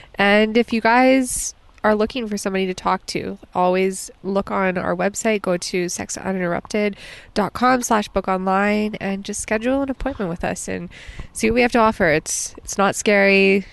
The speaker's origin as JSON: {"language": "English", "region": "Alberta", "country": "Canada"}